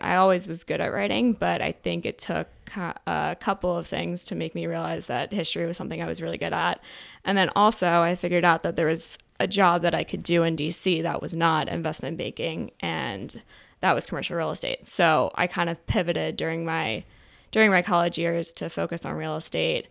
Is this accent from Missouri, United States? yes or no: no; Chevy Chase, Maryland, United States; I grew up in Montgomery County, so Chevy Chase, Maryland.